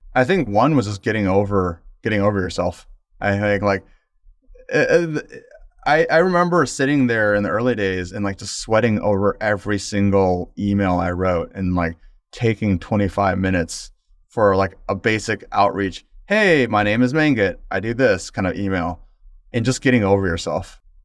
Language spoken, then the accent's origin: English; Midwest, United States; first generation American, growing up in the Midwest